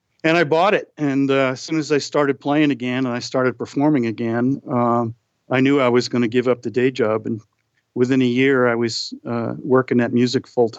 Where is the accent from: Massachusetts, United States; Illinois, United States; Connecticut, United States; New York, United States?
Massachusetts, United States; Boston; Growing up in Boston, as I did